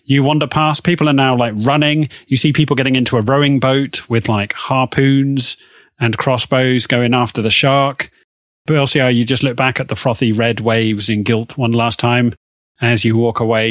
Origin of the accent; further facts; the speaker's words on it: Oxford, South East England, United Kingdom; I am not from America. I was born in Oxford